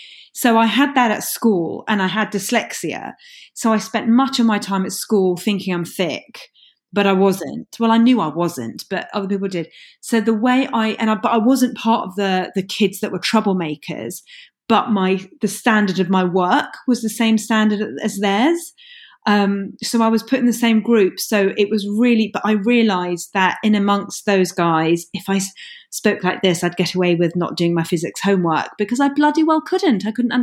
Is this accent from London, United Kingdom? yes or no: yes; London, United Kingdom; accent: Cockney; I learned very quickly at school to drop my Cockney accent, because I went to London State School and I dropped my Cockney accent and spoke like this